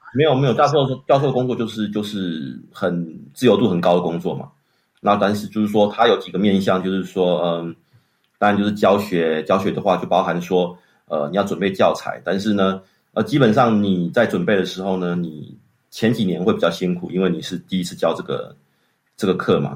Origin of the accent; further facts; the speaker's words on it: Changhua, Changhua County, Taiwan; moved away as an adult; also born or lived in Taipei, Taiwan; now in Switzerland; 我出生在彰化市，然后我爸爸妈妈是，呃，高职跟国中的老师